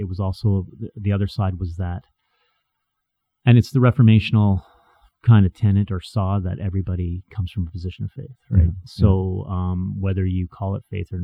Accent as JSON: {"language": "English", "town": "Edmonton", "region": "Alberta", "country": "Canada", "tie": "born or raised there", "said": "I went to Edmonton Christian High School. I went to, you know, West Edmonton Christian School."}